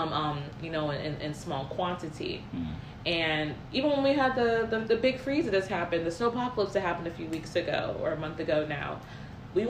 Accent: United States; I'm American born, but I'm born to an American father and a Jamaican mother

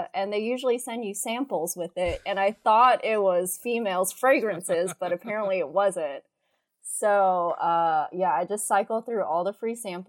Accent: Baton Rouge, Louisiana, United States; I'm from Baton Rouge. It's not really like San Francisco or like New York and like all these big cities

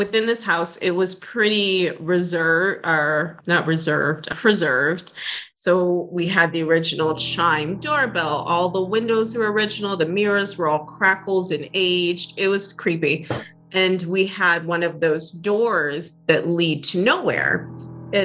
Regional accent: New England, United States; moved away; I grew up in New England

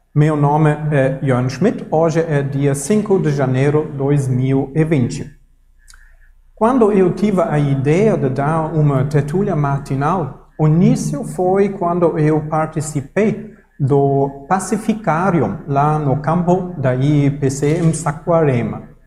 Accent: Germany; Portuguese is a second language; now in Brazil; no Brasil, ou eu sou alemão, na Alemanha também

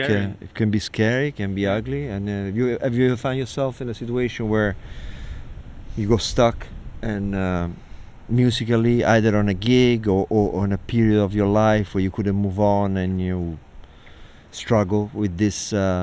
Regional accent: Italy; now in New York, United States; growing up in Italy, living in New York, right now we're in Brooklyn on a stoop.

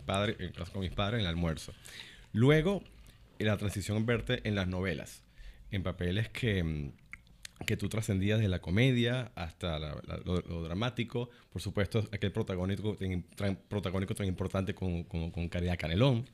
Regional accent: Venezuela; como venezolano que soy

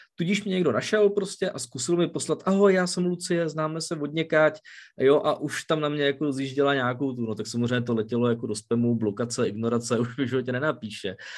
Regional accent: Czechia; u nás v Čechách to známe

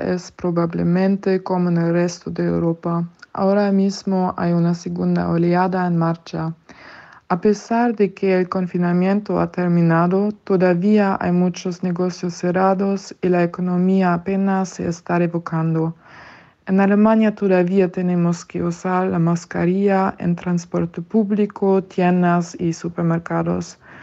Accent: Canada; also born or lived in Toronto, Canada; Los canadienses les deseamos

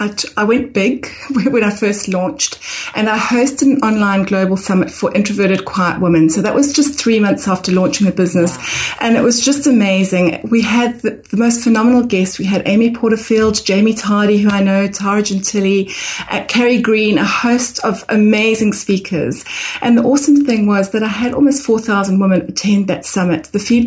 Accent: Harare, Zimbabwe; moved away as an adult; also born or lived in South Africa / England; now in Brisbane, Australia; On the personal front, John, I'm originally from Harare, Zimbabwe. So I went to school there and then I went to university in South Africa.

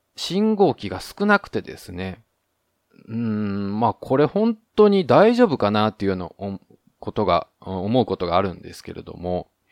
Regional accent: Japan; now in Taiwan; 台湾の彼と日本の僕台湾人パートナーを持つ日本人

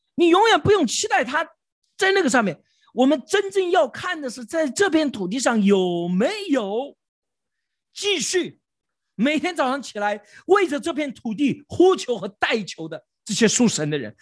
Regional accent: China; also born or lived in Beijing; 我们中国人

